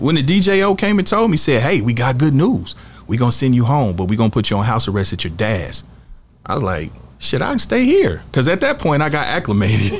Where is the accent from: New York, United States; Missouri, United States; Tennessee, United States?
Missouri, United States; Kansas City; we from Kansas City, Missouri